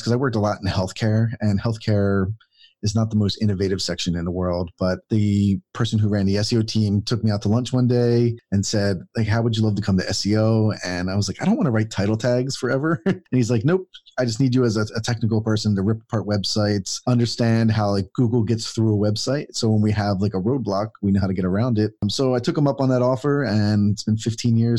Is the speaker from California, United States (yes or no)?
no; Philadelphia, Pennsylvania, United States; moved away as an adult; now in Atlanta, United States; I'm from Philadelphia, Pennsylvania, and I moved to Atlanta, Georgia for this job. It was the first time I'm 46 now. Well, I will be 46. And this is the first kind of time I've left my hometown ever to be somewhere else.